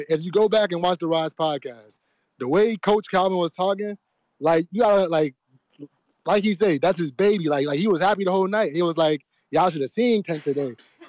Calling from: Louisiana, United States; I'm calling from Louisiana.

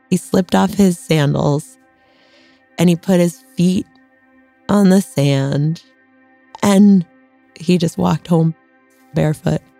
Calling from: London, United Kingdom

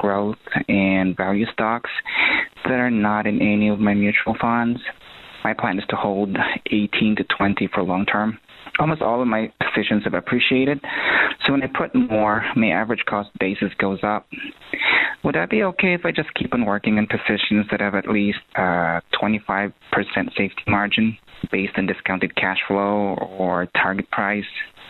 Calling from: Ohio, United States; I'm calling from Ohio.

